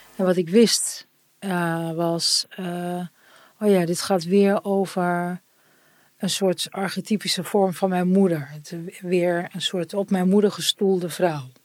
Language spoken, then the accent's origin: Dutch; Turkey; En ik ben Turks